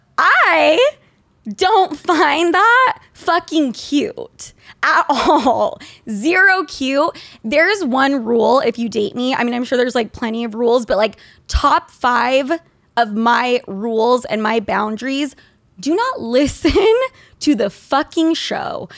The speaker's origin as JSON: {"language": "English", "region": "Utah", "country": "United States", "tie": "born or raised there", "said": "When I grew up in Utah"}